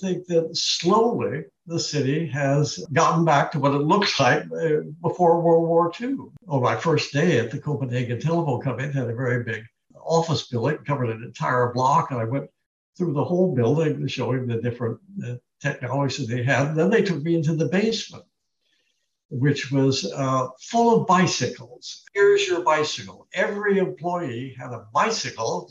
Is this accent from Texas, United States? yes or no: no; Long Beach, California, United States; I was born in Long Beach.